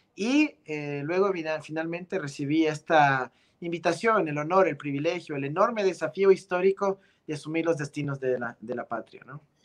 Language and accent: Spanish; Quito, Pichincha, Ecuador; Yo nací en Quito, en la ciudad de Quito, la capital de nuestro país, el Ecuador